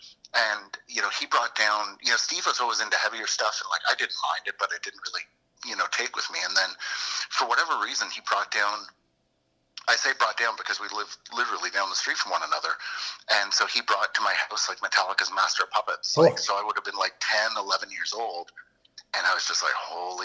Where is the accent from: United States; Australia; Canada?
Canada; Moncton, New Brunswick; From Moncton.